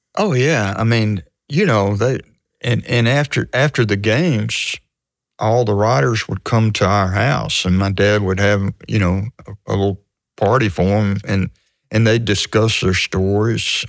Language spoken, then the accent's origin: English; Hattiesburg, Mississippi, United States; I grew up in Hattiesburg, and the, the high schools were segregated